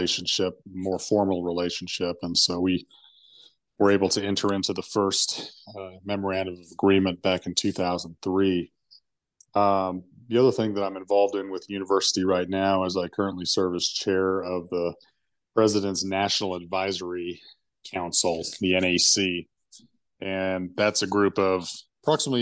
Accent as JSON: {"language": "English", "area": "Uintah and Ouray Indian Reservation", "region": "Utah", "country": "United States", "tie": "born or raised there", "also_born_or_lived": "East Coast, United States", "said": "I was born and raised out here on the Uinta and Ouray Indian Reservation"}